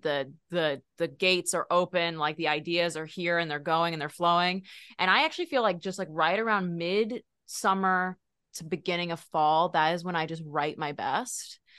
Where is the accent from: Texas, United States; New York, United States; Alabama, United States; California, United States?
Texas, United States; I'm from Texas